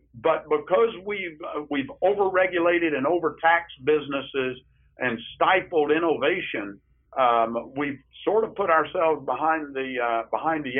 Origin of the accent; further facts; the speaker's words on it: Marietta, Ohio, United States; my hometown of Marietta